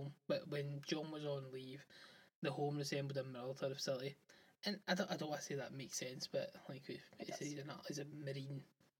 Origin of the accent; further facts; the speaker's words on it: Glasgow, Scotland, United Kingdom; I'm from Glasgow.